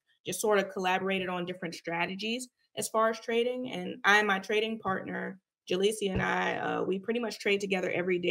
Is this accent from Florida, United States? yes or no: yes; Jacksonville, Florida, United States; I'm from Jacksonville, Florida.